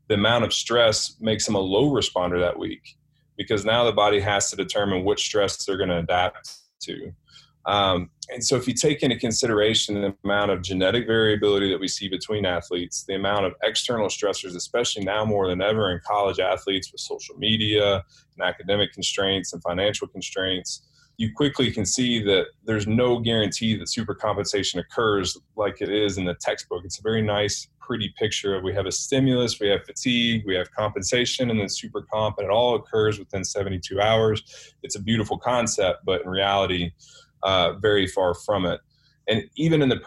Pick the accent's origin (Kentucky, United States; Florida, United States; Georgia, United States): Kentucky, United States; since I'm from Kentucky, got my PhD at Kentucky, played at Kentucky, family's from Kentucky